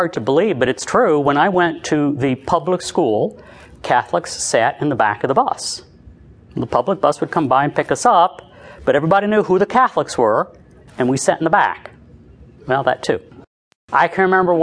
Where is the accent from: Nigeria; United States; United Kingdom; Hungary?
United States; Louisville, Kentucky; moved away; I'm from Louisville, Kentucky. I'm from the East End